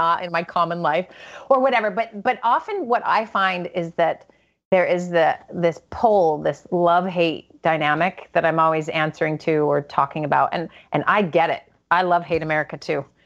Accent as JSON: {"language": "English", "country": "United States", "said": "as an American"}